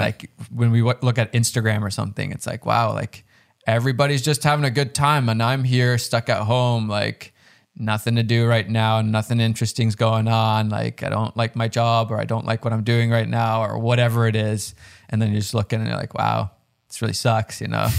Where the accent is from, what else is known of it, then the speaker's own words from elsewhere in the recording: Finland; I'm from Finland